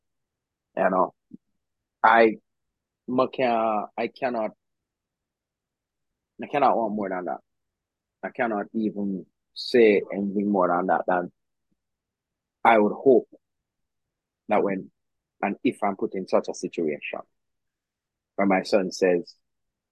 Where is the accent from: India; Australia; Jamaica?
Jamaica; now in Kingston, Jamaica; I grew up in the country.